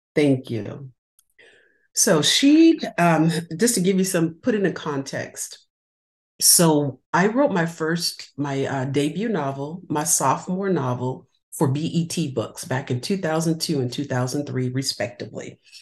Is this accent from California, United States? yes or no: yes; California, United States; No, I'm not. I'm from California.